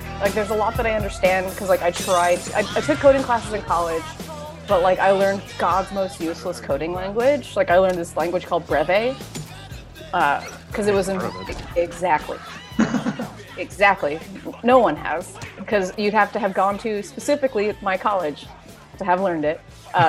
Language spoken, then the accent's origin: English; New York, United States; New York Comic-Con is my hometown con.